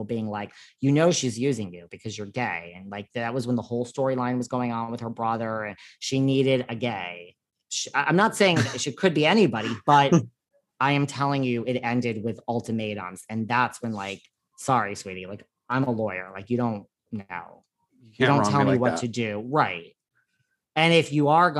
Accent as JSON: {"language": "English", "region": "New York", "country": "United States", "said": "I'm like a New Yorker"}